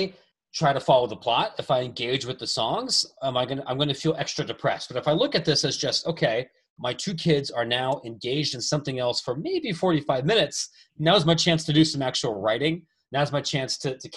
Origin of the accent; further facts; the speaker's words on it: Ohio, United States; I'm a kid growing up in Ohio